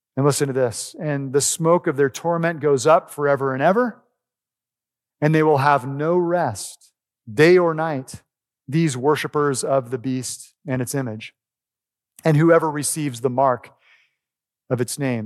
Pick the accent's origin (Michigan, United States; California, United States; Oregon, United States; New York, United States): Oregon, United States; moved away; I grew up in Oregon